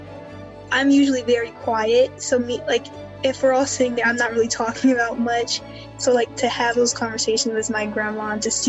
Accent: Amherst, Virginia, United States; I'm a first year. I'm from Amherst, Virginia

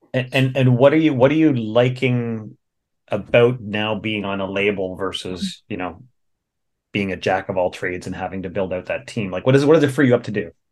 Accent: Whitby, Ontario, Canada; I grew up in Whitby

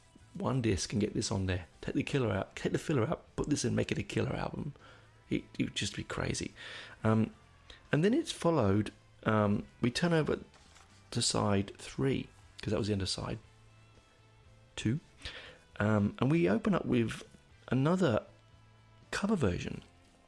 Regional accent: London, United Kingdom; I grew up in Hendon

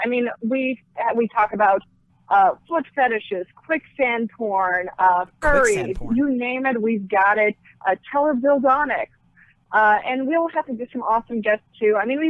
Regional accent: Clifton, New Jersey, United States; I actually did grow up in the dirty Jersey.

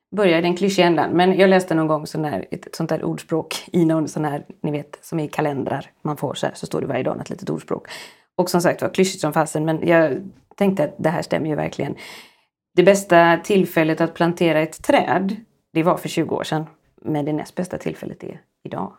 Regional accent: Sweden; som svensk psykolog

